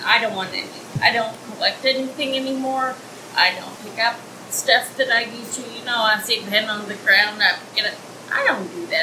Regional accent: Missouri, United States; now in Isla Mujeres, Mexico; I'm from Missouri, so it's dang hot in Missouri in the summer

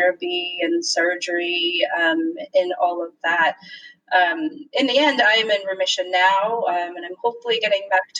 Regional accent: Michigan, United States; moved away as an adult; also born or lived in Philadelphia, Pennsylvania; now in Washington, DC, United States; So I was born and raised in Michigan. I'm a Midwesterner at heart

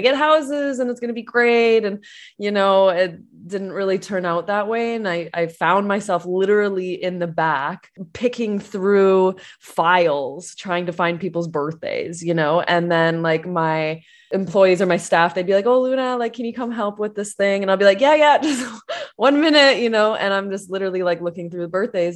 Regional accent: Canada; I'm Canadian

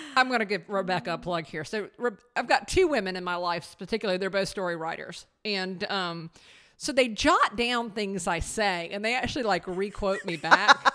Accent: the South, United States; we're from the South

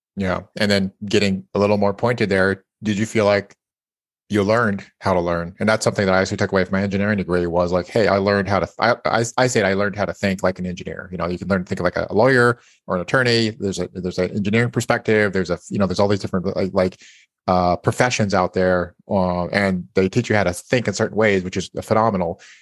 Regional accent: Idaho, United States; I was born in Idaho

